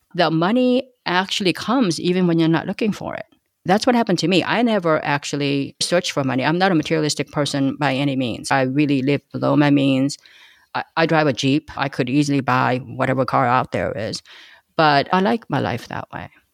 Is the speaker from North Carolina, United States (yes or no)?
no; Los Angeles, California, United States; first language Korean; English is a second language; also born or lived in Korea; I grew up in East L